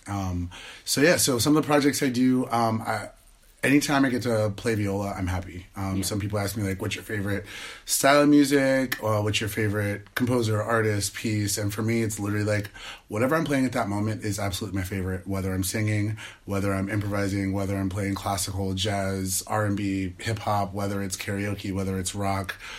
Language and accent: English; Pittsburgh, Pennsylvania, United States; moved away as an adult; now in Bay Area, United States; I was born and raised in Pittsburgh, Pennsylvania